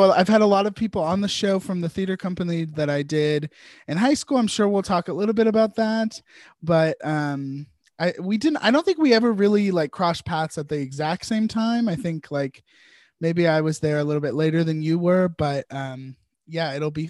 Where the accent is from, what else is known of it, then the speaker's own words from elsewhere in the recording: Virginia, United States; I have also lived in Virginia my entire life